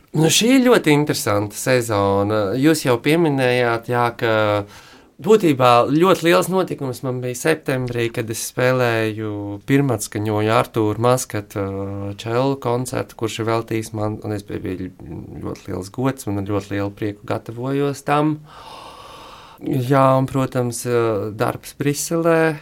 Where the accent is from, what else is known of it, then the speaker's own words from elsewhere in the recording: Latvia; moved away; tā ir mana, mana dzimtene